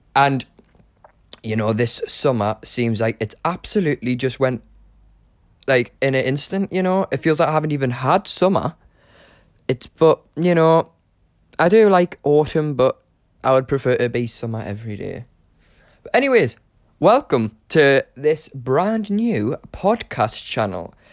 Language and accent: English; Newcastle upon Tyne, North East England, United Kingdom; moved away as an adult; now in London, United Kingdom; I'm currently living in Chiswick in London, but I am originally from Newcastle upon Tyne. Um, yeah, I'm a Geordie.